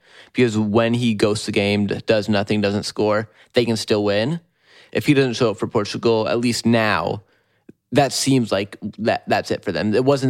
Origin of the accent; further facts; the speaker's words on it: United States; I miss them from my home country.